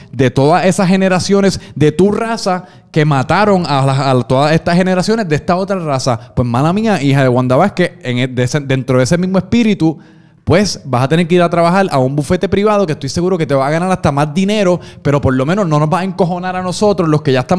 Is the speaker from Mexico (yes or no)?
no; Puerto Rico; acabamos siendo puertorriqueños, tenemos que vivir en este mundo que estos políticos están creando para nosotros